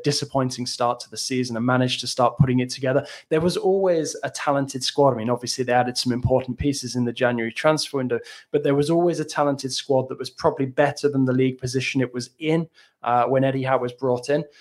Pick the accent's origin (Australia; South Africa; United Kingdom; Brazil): United Kingdom; England; moved away; growing up in the British school system, but I just feel like Joe Linton is somebody that I could have gone to school with years ago in England